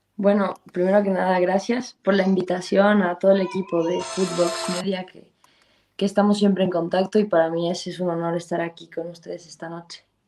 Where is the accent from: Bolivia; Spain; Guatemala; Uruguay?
Bolivia; moved away as an adult; also born or lived in Santa Cruz, Bolivia / United States; yo salí de Bolivia siendo una medio centro